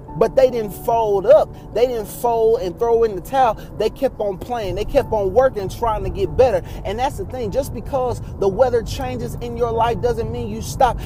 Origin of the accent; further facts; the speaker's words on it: Texas, United States; I was growing up in Texas